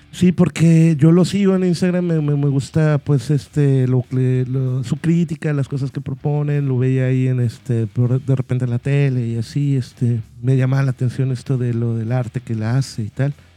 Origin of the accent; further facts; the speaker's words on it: Guadalajara, Jalisco, Mexico; somos de Guadalajara